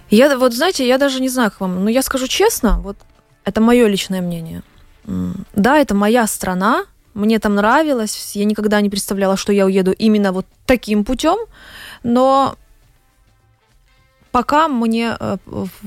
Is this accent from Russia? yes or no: no; Ukraine; Мы с Украины.